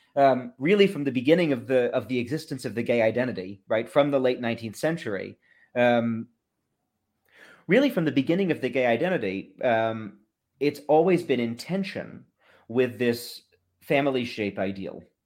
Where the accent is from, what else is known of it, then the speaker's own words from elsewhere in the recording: Massachusetts, United States; I grew up in Massachusetts